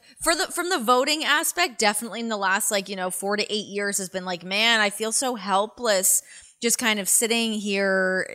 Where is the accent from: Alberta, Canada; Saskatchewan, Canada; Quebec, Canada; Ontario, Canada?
Ontario, Canada; Toronto; moved away as an adult; now in United States; I'm a Torontonian